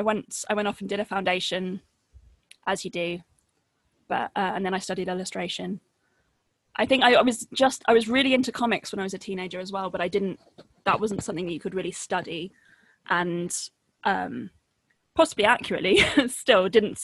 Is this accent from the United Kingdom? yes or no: yes; Henfield, South East England, United Kingdom; also born or lived in Brighton; I mostly grew up in a village that's about 20 minutes drive north of Brighton. Mm-hmm. Yeah, called Henfield